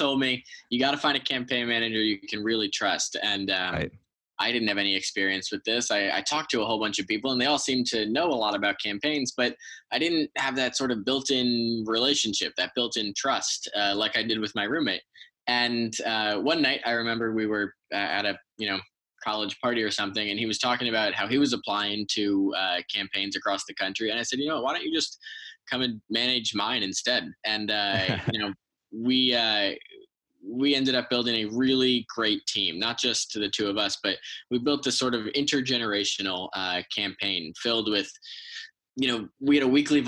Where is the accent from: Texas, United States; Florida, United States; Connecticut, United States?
Connecticut, United States; Westport; the folks in Westport, my hometown